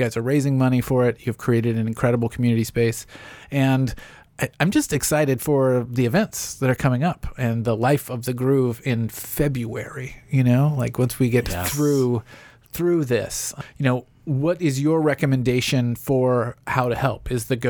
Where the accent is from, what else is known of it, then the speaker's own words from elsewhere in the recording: Franklin, Tennessee, United States; I grew up in the suburbs of, you know, I'm a Franklin kid. My wife would kill me if I said I was from Nashville.